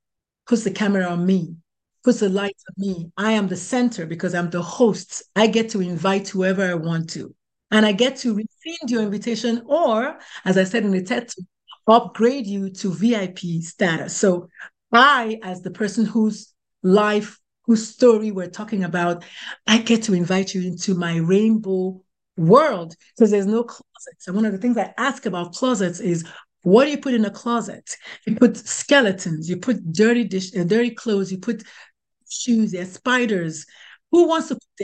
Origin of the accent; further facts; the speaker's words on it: Nigeria; moved away as an adult; now in United States; I was born, bred, buttered, and slightly burned in Nigeria.